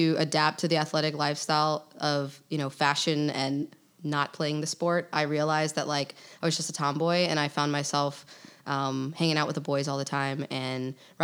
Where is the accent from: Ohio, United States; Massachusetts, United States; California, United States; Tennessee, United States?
Ohio, United States; Cleveland; moved away as an adult; now in Charleston, United States; I'm from Cleveland, Ohio. I've moved around quite a bit for work